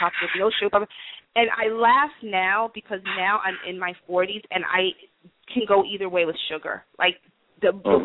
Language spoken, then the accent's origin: English; New York City, New York, United States; I grew up in Greenwich Village in the city